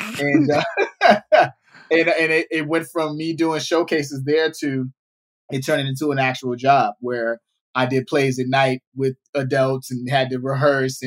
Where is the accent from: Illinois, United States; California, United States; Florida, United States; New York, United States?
Illinois, United States; Chicago; now in Los Angeles, United States; I was born and raised in Chicago